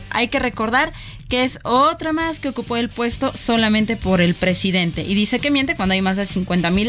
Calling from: Colima, Mexico; de Colima.

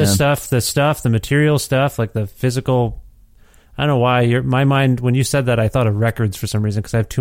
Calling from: Ontario, Canada; moved away as an adult; because I'm calling you from Edmonton, Alberta, where my family and I moved last January of 2020. And then the world collapsed. So sorry, I blame us for moving from Ontario.

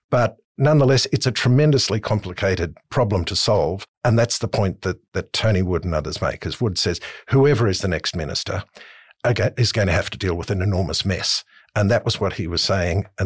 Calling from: Manly, New South Wales, Australia; from Manly.

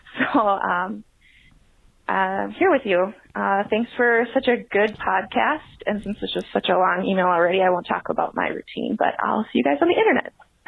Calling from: Minneapolis, Minnesota, United States; I'm calling from Minneapolis, Minnesota.

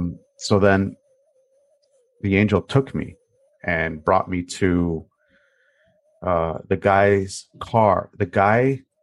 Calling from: Toronto, Ontario, Canada; I am calling from Toronto, Ontario, up in Canada.

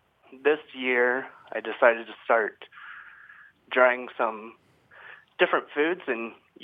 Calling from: Phoenix, Arizona, United States; I'm calling from Phoenix.

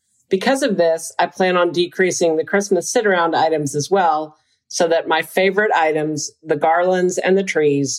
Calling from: Bentonville, Arkansas, United States; I am calling from Bentonville, Arkansas.

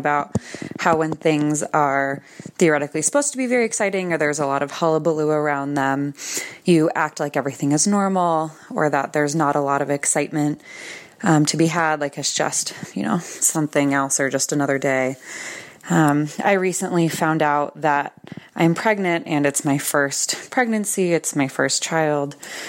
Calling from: Westminster, Colorado, United States; I'm calling from Westminster, Colorado.

